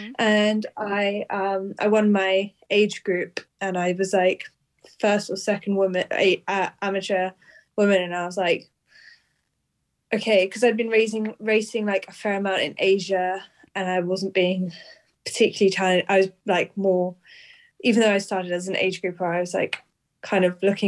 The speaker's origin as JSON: {"language": "English", "country": "Switzerland", "tie": "born or raised there", "also_born_or_lived": "Hong Kong / United Kingdom", "said": "I was born in Hong Kong, lived there for almost 9 years, then moved to Switzerland, and I've lived there ever since. But I studied a lot in the UK."}